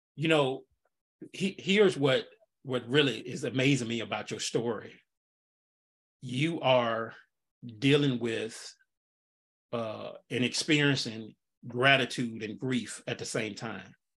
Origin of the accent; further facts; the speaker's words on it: Nashville, Tennessee, United States; now in Pensacola, United States; I'm from Nashville originally, and I would go home a lot